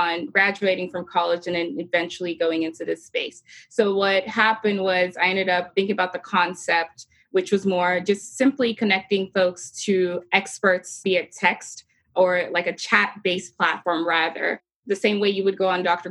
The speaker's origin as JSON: {"language": "English", "country": "Nigeria", "tie": "born or raised there", "moved": "as an adult", "lives_now": "United States", "said": "I had moved to the U.S. in 2010 for college from my home country, Nigeria."}